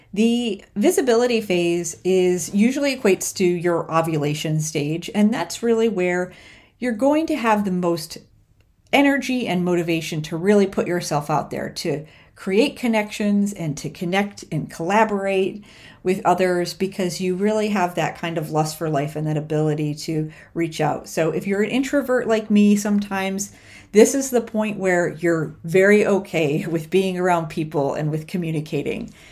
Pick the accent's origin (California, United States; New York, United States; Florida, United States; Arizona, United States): New York, United States; moved away; also born or lived in Austin, Texas; growing up in New York